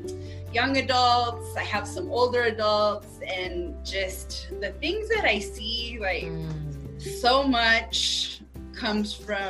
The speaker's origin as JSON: {"language": "English", "region": "New Mexico", "country": "United States", "also_born_or_lived": "Phoenix, Arizona", "moved": "as an adult", "said": "So I'm from New Mexico. I'm currently back home. So I know Aerie from back in the day, back in Phoenix, my second home."}